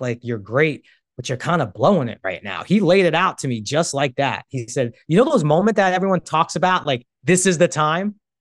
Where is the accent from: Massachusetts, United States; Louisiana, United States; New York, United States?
New York, United States; moved away as an adult; now in Los Angeles, United States; Growing up in New York, there's no college football team. Moved to L A when I'm twenty